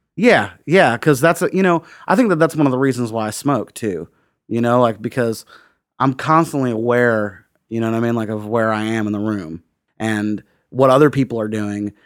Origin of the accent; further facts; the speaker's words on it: Bloomington, Indiana, United States; moved away as an adult; also born or lived in Dayton / San Francisco / Prague; now in Nashville, United States; I grew up outside of Bloomington, uh, in the, uh, like, in the woods, like Lake Griffey watershed.